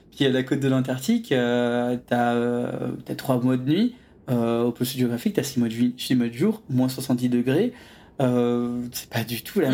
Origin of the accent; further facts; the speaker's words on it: Saint-Malo, Brittany, France; moved away; j'avais grandi à saint malo